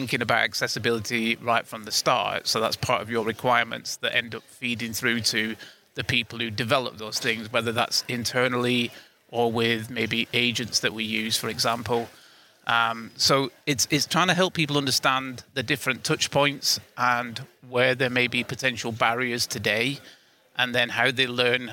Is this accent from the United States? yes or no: no; United Kingdom; I'm from the UK, as you can probably tell with my accent